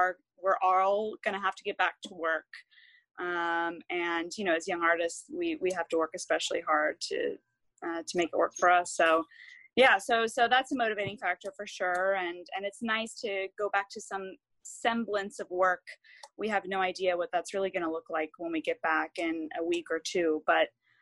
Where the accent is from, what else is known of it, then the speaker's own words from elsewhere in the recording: Texas, United States; I grew up in Texas